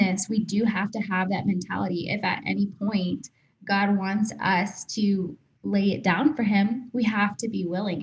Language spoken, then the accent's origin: English; Texas, United States; moved away as an adult; also born or lived in Atlanta; we moved back to Texas. We're originally from Texas. We lived in Atlanta for a little bit